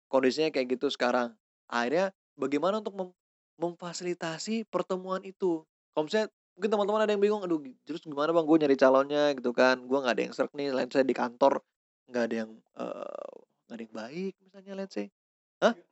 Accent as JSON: {"language": "Indonesian", "region": "West Java", "country": "Indonesia", "said": "Misalnya ada ras suku, gue dari Sunda"}